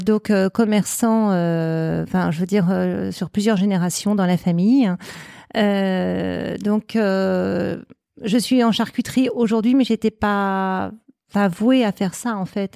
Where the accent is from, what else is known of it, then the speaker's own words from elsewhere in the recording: Paris, Île-de-France, France; je suis parisienne. j'ai été élevée à Paris, dans le 17e arrondissement.